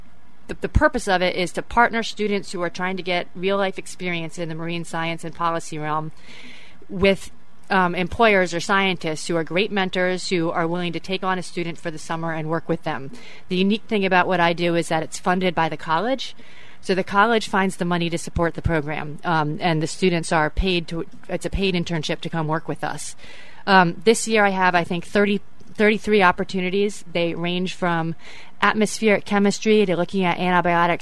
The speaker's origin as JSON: {"language": "English", "town": "Bethesda", "region": "Maryland", "country": "United States", "also_born_or_lived": "New England", "said": "I am from Bethesda, Maryland, and went to graduate school in went to undergrad in New England"}